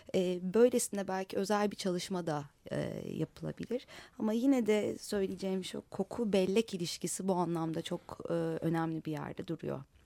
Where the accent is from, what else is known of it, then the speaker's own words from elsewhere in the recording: Istanbul, Turkey; bir Kadıköylü olarak sokaklarında dolaştığım bu yüzide ilçemizde